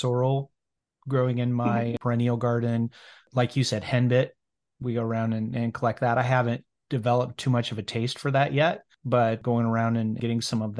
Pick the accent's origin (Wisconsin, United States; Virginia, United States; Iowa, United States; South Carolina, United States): Iowa, United States; now in Kansas, United States; I grew up in Iowa.